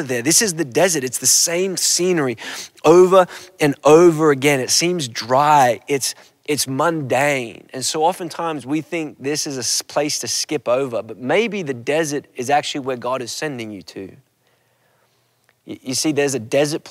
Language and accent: English; Australia; Growing up in Australia, my family, we would do these road trips